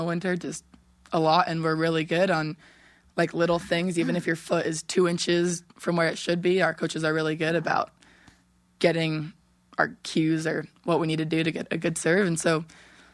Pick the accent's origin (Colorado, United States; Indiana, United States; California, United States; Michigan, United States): California, United States; moved away